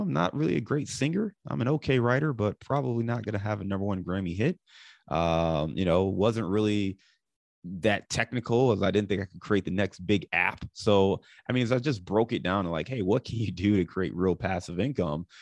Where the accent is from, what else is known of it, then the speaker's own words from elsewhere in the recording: Cleveland, Ohio, United States; also born or lived in Dayton, Ohio / Detroit / Chicago; now in Cincinnati, United States; I live in Cincinnati today, but I'm born and raised in Cleveland.